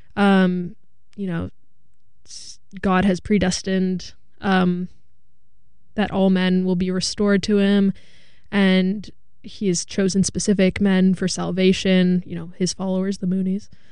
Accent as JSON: {"language": "English", "area": "Hudson Valley", "region": "New York", "country": "United States", "tie": "born or raised there", "said": "I'm from the Hudson Valley"}